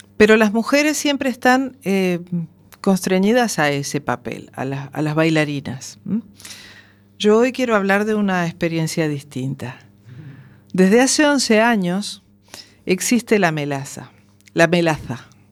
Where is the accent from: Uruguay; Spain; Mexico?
Uruguay; moved away; 40 días estuve yo eh, en mi tierra viviendo experiencias nuevas